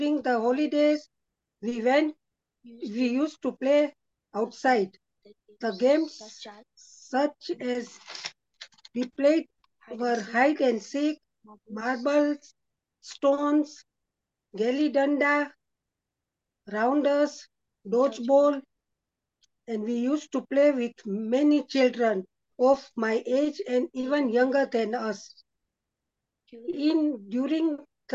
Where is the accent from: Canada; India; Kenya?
Kenya; Nyeri, Central Province; I was born and in Kenya in a town called Nyeri, brought up in Nyeri